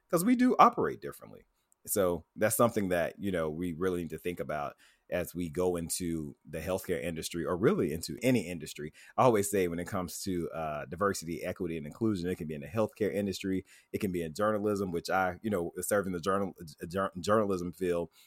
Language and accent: English; Tuscaloosa, Alabama, United States; I grew up in Tuscaloosa, Alabama